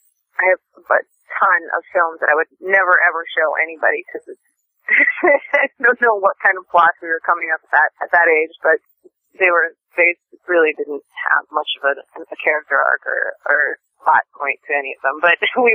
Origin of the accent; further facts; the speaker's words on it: Mason City, Iowa, United States; moved away as an adult; now in Los Angeles, United States; The town that I'm originally born and raised in is Mason City, Iowa